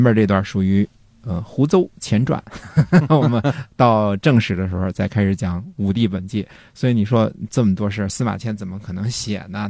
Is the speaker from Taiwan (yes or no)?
no; China; 我们中国人